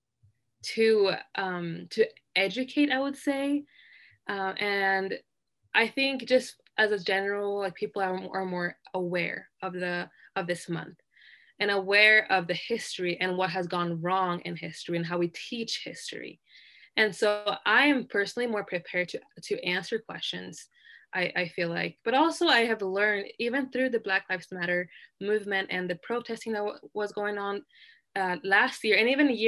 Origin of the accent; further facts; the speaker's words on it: Sweden; now in Utah, United States; I grew up in Sweden